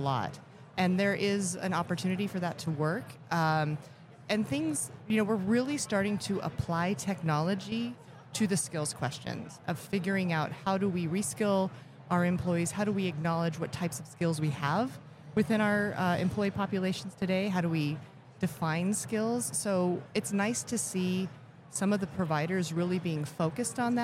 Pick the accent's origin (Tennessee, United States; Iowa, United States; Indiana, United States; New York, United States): Indiana, United States; Elkhart; I was born in Elkhart, Indiana